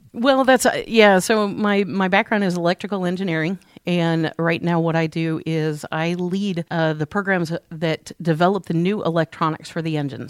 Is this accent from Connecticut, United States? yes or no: no; St. Louis, Missouri, United States; moved away; I grew up in Saint Louis